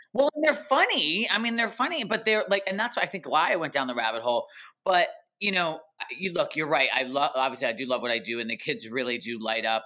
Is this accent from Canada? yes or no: no; East Coast, United States; moved away as an adult; now in Los Angeles, United States; I'm actually originally an East Coaster, New Jersey and New York.